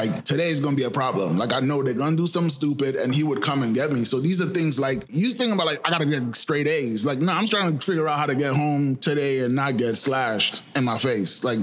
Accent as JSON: {"language": "English", "town": "New York City", "region": "New York", "country": "United States", "tie": "born or raised there", "said": "I grew up in Flatbush"}